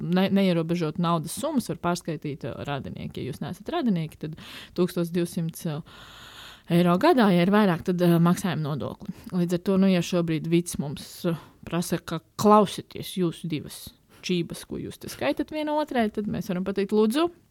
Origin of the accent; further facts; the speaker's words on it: Ogre, Latvia; also born or lived in Riga; pārvācāmies uh, no Rīgas dzīvot uz, uh, uz manām bērnības mājām Ogrē